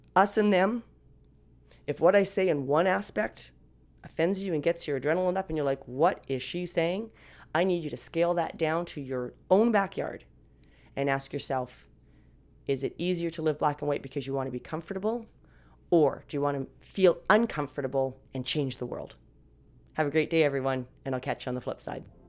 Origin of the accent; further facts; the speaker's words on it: Canada; I'm Canadian, guys, okay? So, not American.